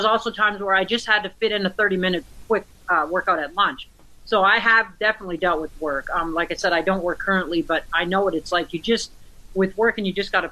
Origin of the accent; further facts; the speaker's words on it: Michigan, United States; moved away as an adult; I grew up in Michigan. I left at the age of 19